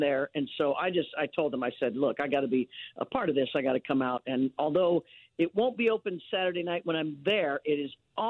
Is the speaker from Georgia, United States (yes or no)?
no; Leavenworth, Kansas, United States; moved away; I was born and raised in Leavenworth, Kansas